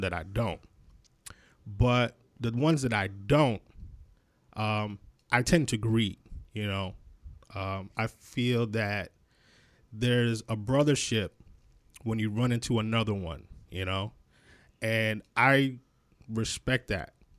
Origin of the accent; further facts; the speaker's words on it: Rochester, New York, United States; moved away; I'm originally from Rochester, New York, um, which is uh, Western New York.